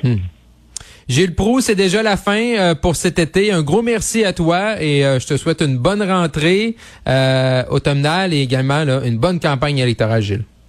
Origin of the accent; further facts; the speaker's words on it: Quebec, Canada; moved away; le Séné-Lac-Saint-Jean, ma région natale, vers Jonquière